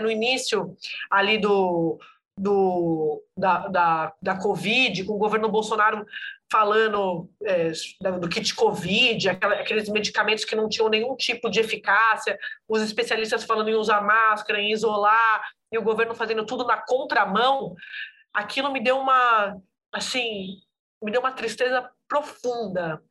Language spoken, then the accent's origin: Portuguese; São Paulo, Brazil; moved away as an adult; also born or lived in Brasília; now in Rio de Janeiro, Brazil; Eu sou de São Paulo, mas morei 10 anos em Brasília.